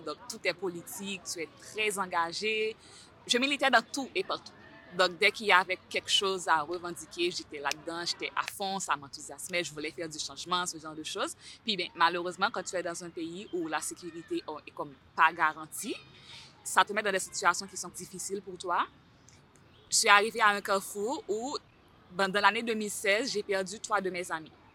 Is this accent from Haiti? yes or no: yes; Haiti; moved away as an adult; also born or lived in Terrebonne, Canada; now in Montreal, Canada; Je viens d'Haïti, ça fait environ trois ans et demi que j'habite ici.